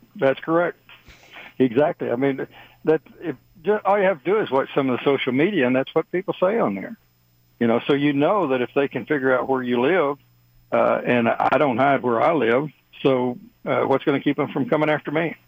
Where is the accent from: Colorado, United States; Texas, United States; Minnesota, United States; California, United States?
Texas, United States; moved away; I'm originally from Texas